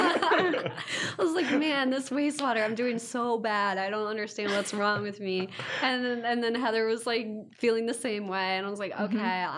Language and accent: English; Ironton, Ohio, United States; I'm from Ironton, Ohio